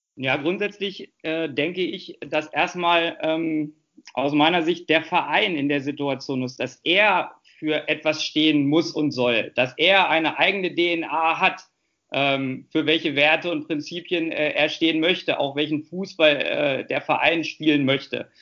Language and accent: German; Hanover, Lower Saxony, Germany; Hannover ist meine Heimatstadt. Äh, hier lebe ich auch mit meiner Familie zusammen